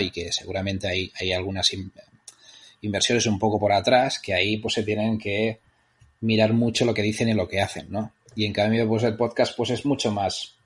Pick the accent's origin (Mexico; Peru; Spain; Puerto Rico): Spain; Vic, Catalonia; yo soy de Vic.